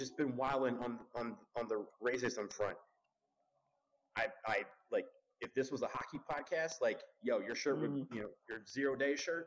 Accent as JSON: {"language": "English", "town": "Detroit", "region": "Michigan", "country": "United States", "said": "I'm from Detroit"}